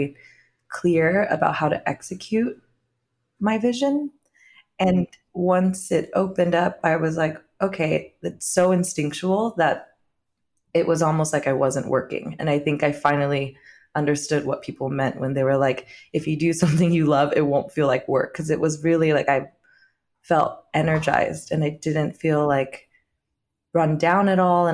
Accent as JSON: {"language": "English", "area": "Orange County", "region": "California", "country": "United States", "tie": "born or raised there", "moved": "yes", "lives_now": "New York City, United States", "said": "being Vietnamese American, I think I've grown up around primarily non-Vietnamese people in Orange County"}